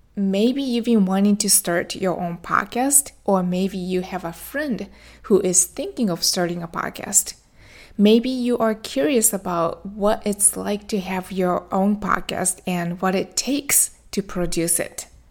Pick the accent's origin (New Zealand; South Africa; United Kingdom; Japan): Japan; now in Florida, United States; I went back to my home country, Japan. That's where I was born and raised